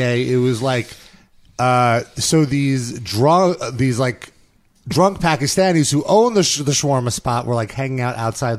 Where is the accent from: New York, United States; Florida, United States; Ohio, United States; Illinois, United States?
New York, United States; accent: New York; My New York accent really comes out